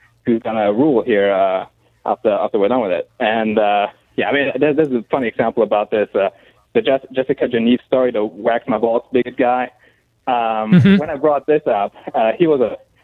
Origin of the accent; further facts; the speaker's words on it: Germany; now in Fort Worth, United States; I'm from Germany. I'm a German national. I live here in Fort Worth